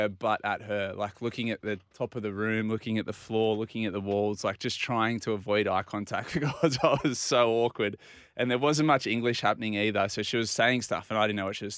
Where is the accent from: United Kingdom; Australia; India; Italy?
Australia; Port Macquarie, New South Wales; Hadn't been out of Port Macquarie much